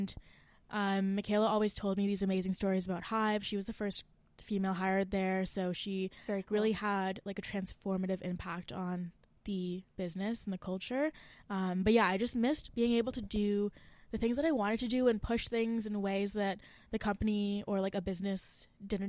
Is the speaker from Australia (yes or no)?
no; Mississauga, Ontario, Canada; moved away as an adult; now in Waterloo, Canada; I'm from Mississauga